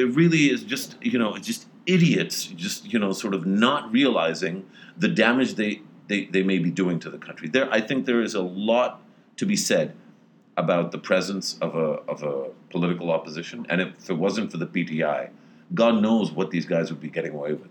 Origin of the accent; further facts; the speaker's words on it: Pakistan; As a Pakistani